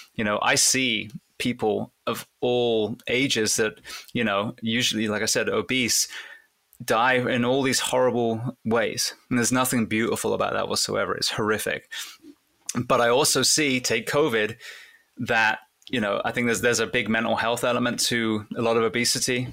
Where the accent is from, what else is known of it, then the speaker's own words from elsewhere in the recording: England, United Kingdom; I wanted to be a fireman growing up in England